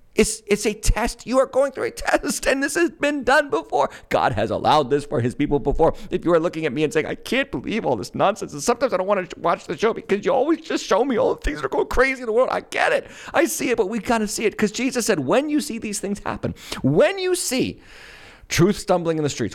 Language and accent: English; Massachusetts, United States; moved away; I was born and raised in Massachusetts. I got out of Massachusetts